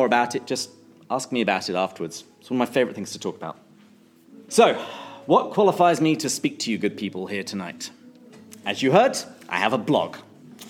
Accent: England, United Kingdom; now in San Diego, United States; I live in San Diego, but I'm originally from England, which is how I have this lovely accent

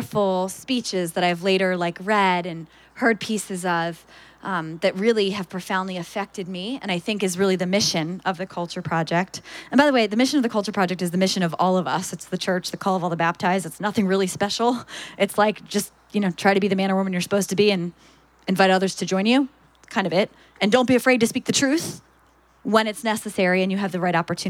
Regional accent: Philadelphia, Pennsylvania, United States; I'm from Philadelphia

